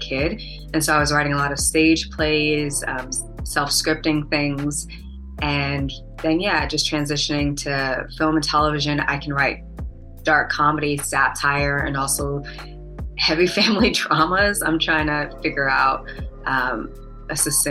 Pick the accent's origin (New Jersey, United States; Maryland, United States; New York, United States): New York, United States; New York City; also born or lived in Atlanta, United States / Los Angeles, United States; now in Chicago, United States; I grew up in Brooklyn, New York